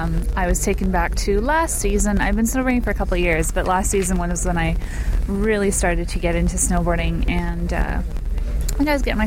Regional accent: Vancouver Island, British Columbia, Canada; whatever you want to go by. I'm from Vancouver Island

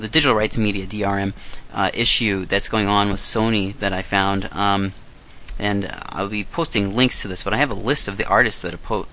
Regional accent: Chicago, Illinois / Lake Villa, United States; my hometown, Chicago, Illinois, Lake Villa, Illinois

